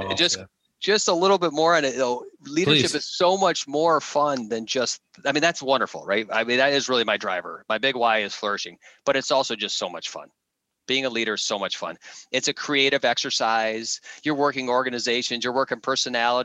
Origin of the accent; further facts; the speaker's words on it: Midwest, United States; I grew up in the Midwest